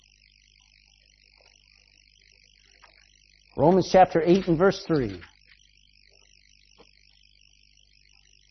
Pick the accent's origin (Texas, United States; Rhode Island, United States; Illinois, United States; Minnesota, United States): Texas, United States; I'm a Texan